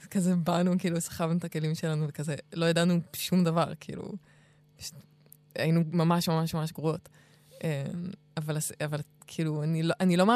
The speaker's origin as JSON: {"language": "Hebrew", "town": "Kfar Vitkin", "region": "Central District", "country": "Israel", "tie": "born or raised there", "also_born_or_lived": "Jerusalem / Scotland", "said": "נולדתי בירושלים, אבל לא הייתי שם, הייתי שם שבועיים כזה. אוקיי. איפה גדלת? גדלתי בכמה מקומות. אחרי ירושלים גדלתי בכפר ויטקין, אבל עד גיל אה, שנתיים כזה, ובסקוטלנד"}